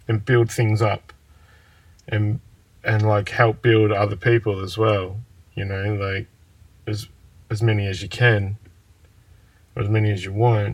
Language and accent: English; Shepparton, Victoria, Australia; I'm sitting outside of my childhood house right now, and I'm looking at the primary school down the street in which I loathe to go every morning